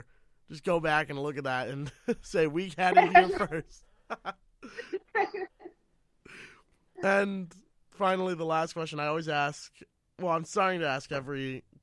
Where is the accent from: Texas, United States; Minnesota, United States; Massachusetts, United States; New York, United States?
Massachusetts, United States; I grew up in Massachusetts, like a little suburban town in Massachusetts